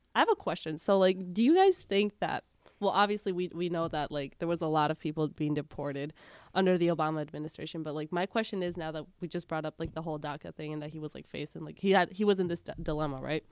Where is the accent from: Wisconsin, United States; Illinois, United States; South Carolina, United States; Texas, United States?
Wisconsin, United States; moved away; I'm from Wisconsin.